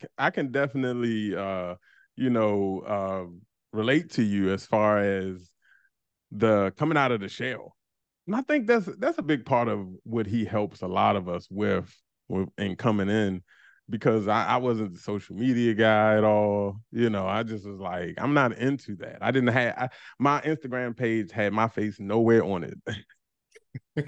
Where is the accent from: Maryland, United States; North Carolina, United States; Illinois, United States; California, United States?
Maryland, United States; Landover; moved away as an adult; also born or lived in Baltimore; me and my wife from the same neighborhood down, it's Landover, P G County